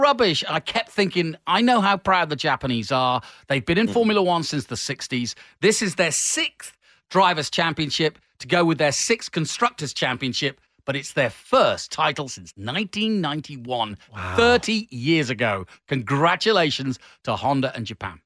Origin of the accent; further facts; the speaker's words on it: England, United Kingdom; the Englishman uh, in me